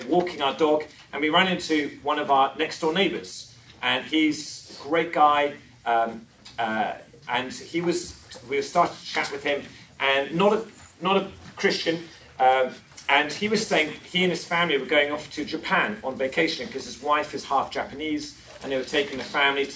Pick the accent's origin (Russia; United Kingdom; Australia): United Kingdom; England; moved away as an adult; now in Long Beach, United States; We came from England